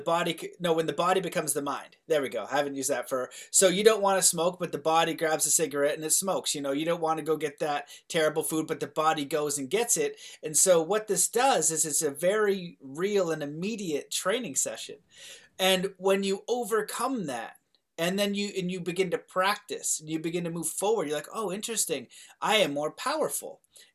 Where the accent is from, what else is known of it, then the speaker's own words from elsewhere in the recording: Canada; I'm Canadian